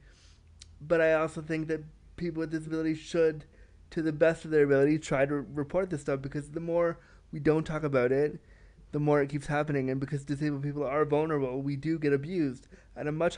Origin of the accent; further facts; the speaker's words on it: Canada; I love being Canadian